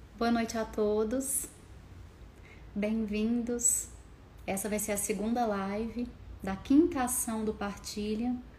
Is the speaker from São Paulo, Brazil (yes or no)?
no; Belo Horizonte, Minas Gerais, Brazil; Eu sou de BH